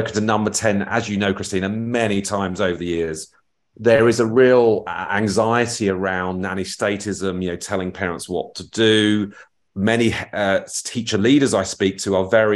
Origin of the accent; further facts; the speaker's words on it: Feltham, London, United Kingdom; I'm from Feltham